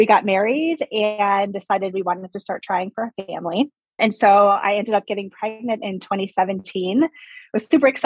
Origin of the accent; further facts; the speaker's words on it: Wisconsin, United States; now in Arizona, United States; I was actually born and raised in Wisconsin. I live in Arizona right now.